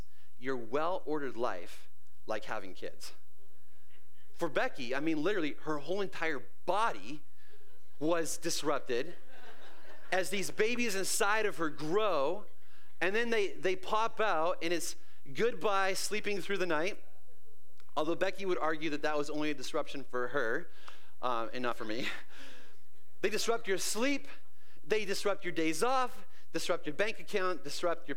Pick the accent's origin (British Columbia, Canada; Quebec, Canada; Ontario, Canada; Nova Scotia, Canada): British Columbia, Canada; moved away; I lived in this little tiny town in the middle of nowhere, BC